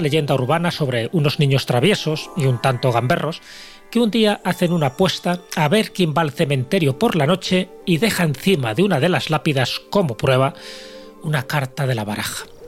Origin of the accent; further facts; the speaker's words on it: Castile and León, Spain; cuando era pequeño y vivía en mi pueblo de León